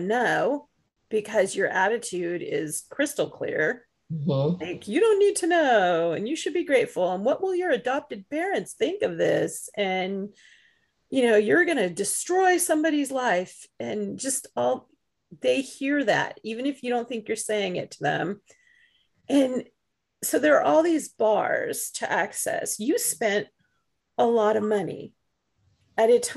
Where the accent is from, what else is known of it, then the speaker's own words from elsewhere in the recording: United States; also born or lived in England; I was born in England, but I've lived here in the United States since I was two and a half